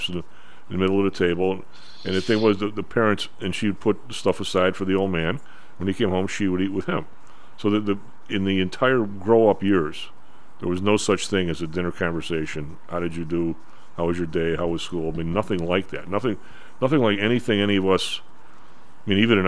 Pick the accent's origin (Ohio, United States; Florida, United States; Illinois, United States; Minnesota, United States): Illinois, United States; Chicago; the St. John Fisher, where we grew up, was kind of a little Irish Catholic ghetto